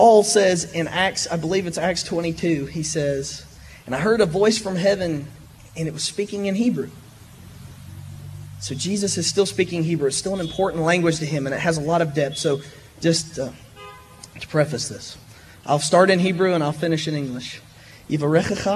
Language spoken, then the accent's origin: English; Friendsville, Tennessee, United States; this is my brother …. We're from Friendsville